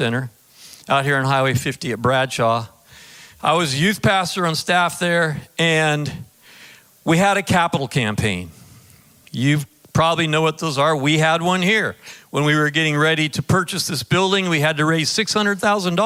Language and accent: English; Pacific Northwest, United States; moved away as an adult; also born or lived in Orange County, California; now in Sacramento, United States; I grew up in the Pacific Northwest